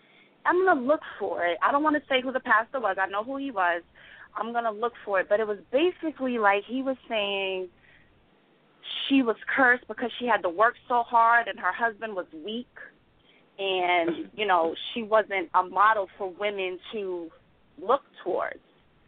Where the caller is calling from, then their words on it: New York, United States; I'm from New York, Long Island.